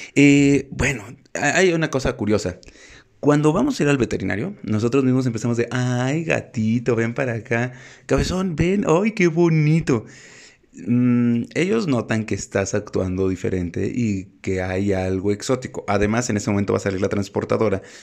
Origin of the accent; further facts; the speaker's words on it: Mexico; en México tenemos que llevar a los gatos al veterinario